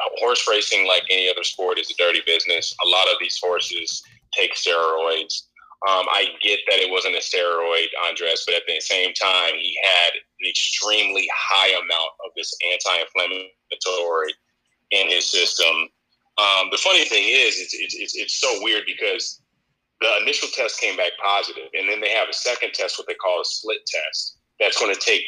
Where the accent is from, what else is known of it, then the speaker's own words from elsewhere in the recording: Louisville, Kentucky, United States; my hometown of Louisville